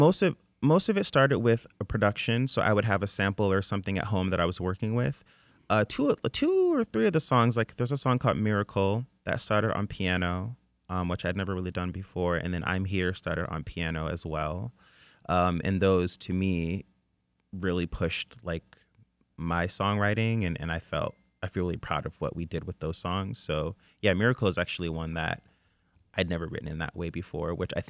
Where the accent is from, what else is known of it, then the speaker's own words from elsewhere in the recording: Flint, Michigan, United States; saying you're from Flint a few years ago, people would be like, oh, is that like, and where is that?